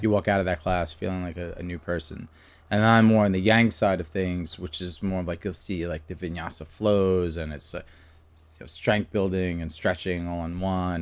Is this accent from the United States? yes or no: yes; New York City, New York, United States; moved away as an adult; also born or lived in Florida / Pennsylvania; now in Doylestown, United States; I'm from Staten Island, New York